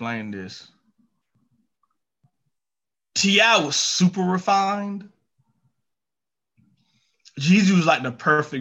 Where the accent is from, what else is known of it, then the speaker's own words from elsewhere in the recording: Georgia, United States; I'm from Georgia